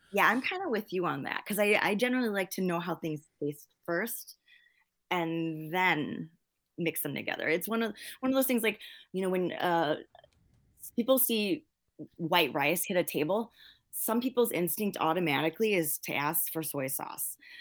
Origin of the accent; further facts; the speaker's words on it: Milwaukee, Wisconsin, United States; I'm Lao American. I was born and raised here